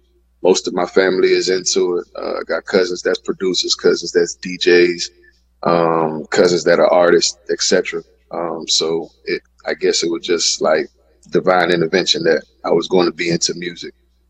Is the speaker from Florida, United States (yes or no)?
yes; Miami, Florida, United States; I grew up in Miami